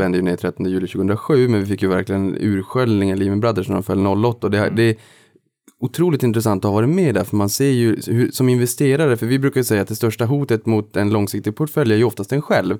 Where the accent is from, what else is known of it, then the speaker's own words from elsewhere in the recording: Boden, Norrbotten County, Sweden; now in Stockholm, Sweden; jag kommer från Boden, Norrbotten